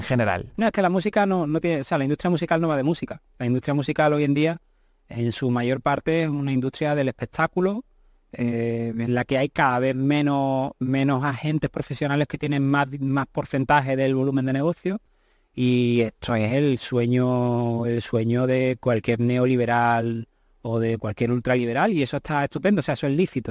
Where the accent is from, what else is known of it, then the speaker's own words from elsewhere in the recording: Seville, Andalusia, Spain; yo nací en Sevilla, me he criado en Sevilla